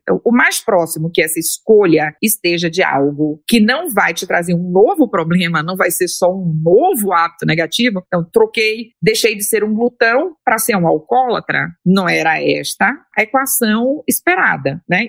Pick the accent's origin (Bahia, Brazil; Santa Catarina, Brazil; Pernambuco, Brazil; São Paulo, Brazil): Bahia, Brazil; eu sou baiana